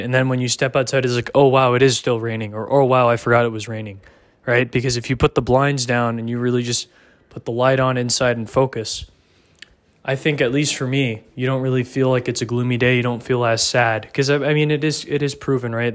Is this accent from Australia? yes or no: no; Dallas, Texas, United States; I'm from Dallas area